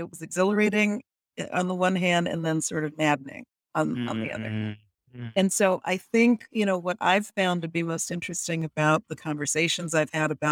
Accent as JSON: {"language": "English", "country": "United States", "said": "I'm from the United States"}